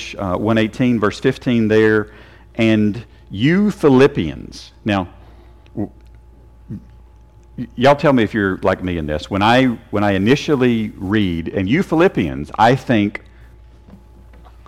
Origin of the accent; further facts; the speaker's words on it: Tennessee, United States; I'm from Tennessee. We are Tennesseans